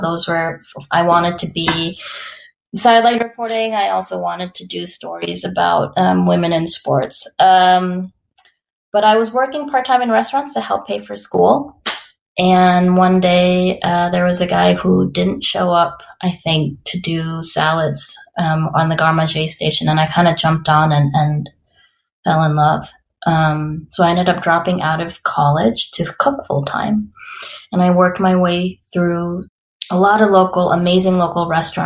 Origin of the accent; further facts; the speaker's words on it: Madison, Wisconsin, United States; also born or lived in St. Paul, Minnesota / Costa Rica; I am born and raised in Madison